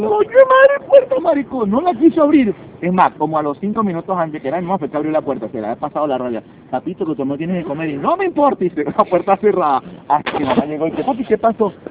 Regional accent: Venezuela; now in Lima, Peru; cuando nos regresemos a Venezuela

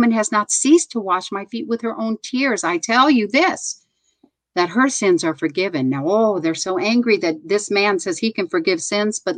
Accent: New York City, New York, United States; I'm a New Yorker

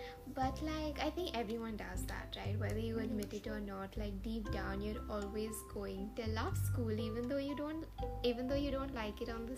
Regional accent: Mumbai, Maharashtra, India; now in United States; Bombay is like my home.

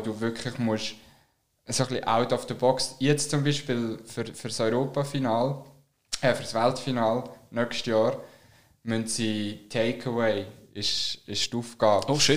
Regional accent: Switzerland; wir Schweizer

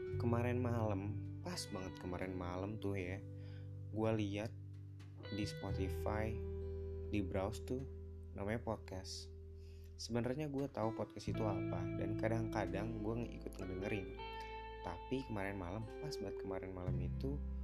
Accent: Bekasi, West Java, Indonesia; also born or lived in Jakarta; Gua tuh lahir di Jakarta, tapi dari kecil sampai sekarang tinggalnya di Bekasi

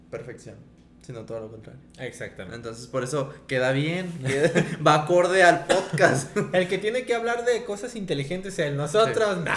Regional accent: Mexico; Nosotros somos mexicanos.

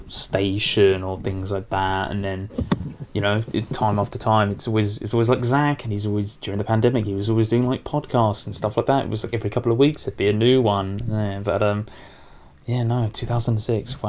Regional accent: United Kingdom; being British

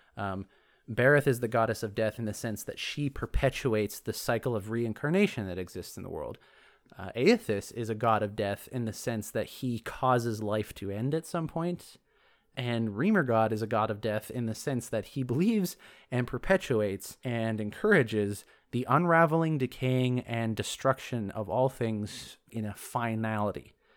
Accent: Canada; I'm me from Canada

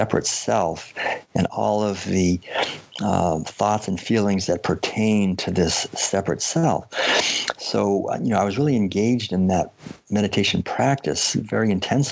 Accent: Concord, Massachusetts, United States; also born or lived in Maine; I had been born and raised in Concord, Massachusetts

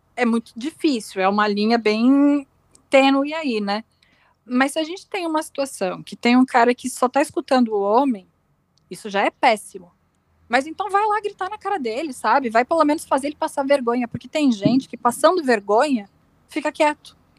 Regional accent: Rio Grande do Sul, Brazil; moved away; Eu, eu, sou gaúcha, eu sou gaúcha

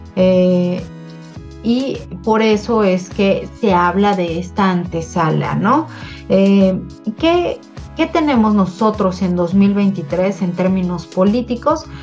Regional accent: Mexico; como Estado mexicano

